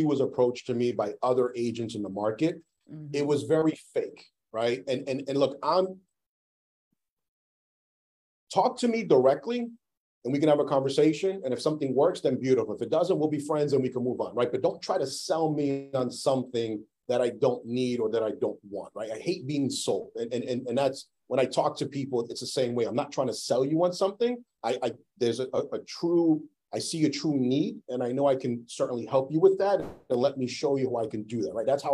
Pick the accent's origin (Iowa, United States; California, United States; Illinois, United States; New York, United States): New York, United States; now in Massachusetts, United States; I grew up in New York